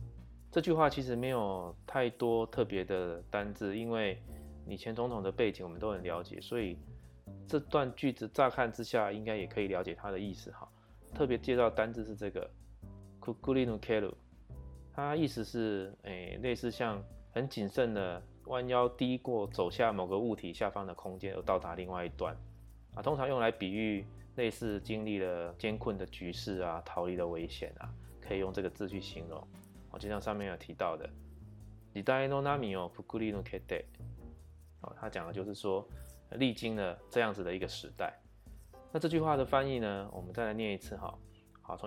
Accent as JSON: {"language": "Chinese", "country": "Taiwan", "said": "我能够用坚定的态度对孩子们说：，啊，我们是台湾人，台湾是一个海洋国家。"}